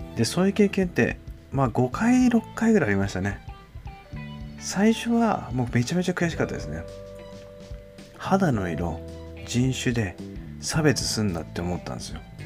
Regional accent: Japan; moved away as an adult; also born or lived in London, United Kingdom; 日本に住んでて、日本に生まれ育って

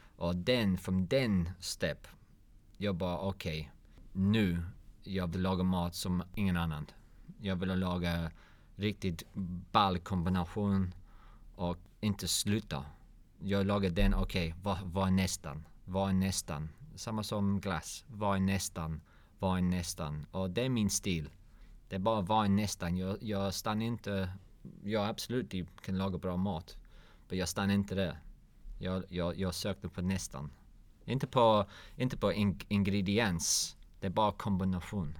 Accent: London, United Kingdom; Swedish is a second language; moved away as an adult; now in Malmö, Sweden; Jag kommer från London

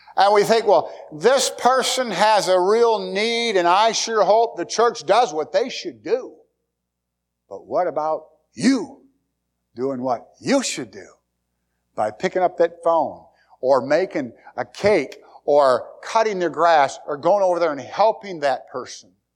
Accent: United States

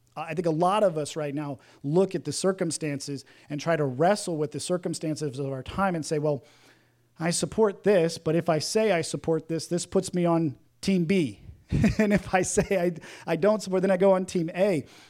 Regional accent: the South, United States; growing up in the South

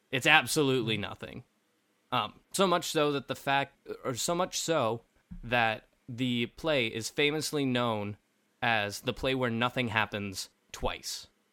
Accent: Kentucky, United States; I was raised in Kentucky

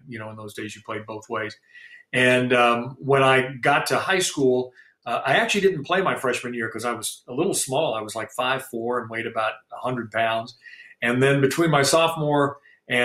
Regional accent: Louisville, Kentucky, United States; moved away as an adult; also born or lived in Georgia; I grew up in Louisville in the 60s.

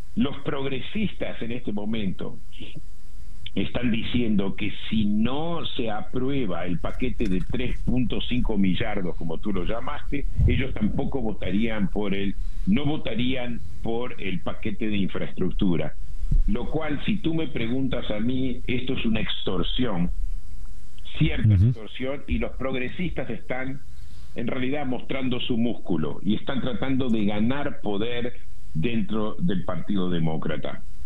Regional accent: Uruguay; moved away; yo crecí en Uruguay

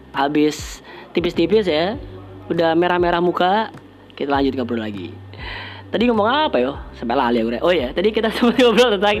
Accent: Surabaya, East Java, Indonesia; bangga lah kalau kita sebagai orang Surabaya bisa membawa nama Surabaya dengan karya kita

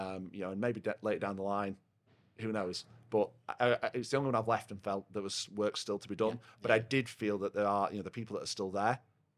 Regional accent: Yorkshire and the Humber, United Kingdom; I'm quite loud. I'm a Yorkshireman. Yeah. I say what I see.

